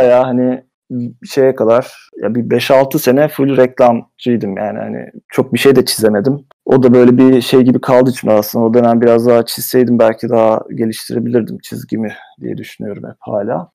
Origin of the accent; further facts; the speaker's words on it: Istanbul, Turkey; moved away as an adult; also born or lived in England; now in United Kingdom; İstanbul'da doğdum büyüdüm. 30 sene orada yaşadım